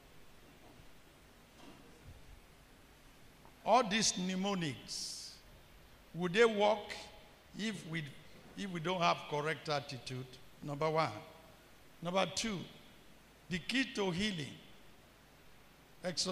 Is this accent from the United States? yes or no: no; Nigeria; as a Nigerian